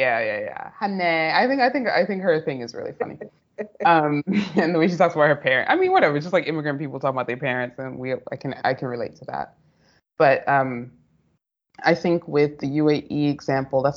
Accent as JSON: {"language": "English", "country": "United States", "also_born_or_lived": "United Arab Emirates", "moved": "as an adult", "said": "I, as a Black American"}